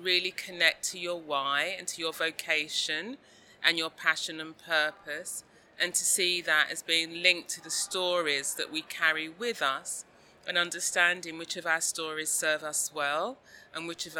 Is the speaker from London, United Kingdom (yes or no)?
yes; London, United Kingdom; a young girl growing up in South London in the 1970s